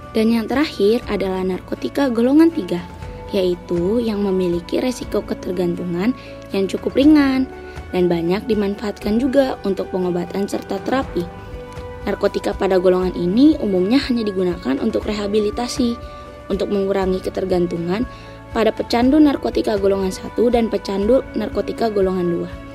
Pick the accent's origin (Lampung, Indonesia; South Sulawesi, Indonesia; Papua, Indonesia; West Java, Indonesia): Lampung, Indonesia; Bandar Lampung; Asal gua dari Bandar Lampung